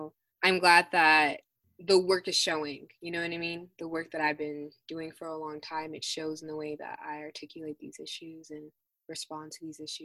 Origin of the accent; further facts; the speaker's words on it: Denver, Colorado, United States; also born or lived in Aurora, Colorado / Arvada, Colorado; I am a North High School alumna. So I am from the Denver North area. However, due to homelessness and stuff like that, I was traveling all over Colorado